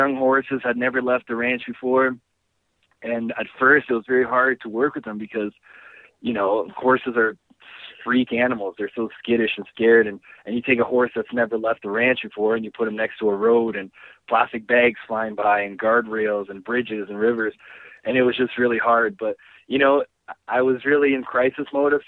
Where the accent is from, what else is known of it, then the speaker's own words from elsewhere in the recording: Canada; also born or lived in Brazil; growing up in Canada